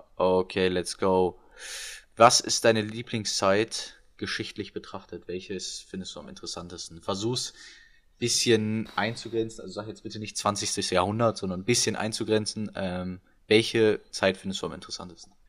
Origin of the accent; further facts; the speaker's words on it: Germany; wir als Deutsche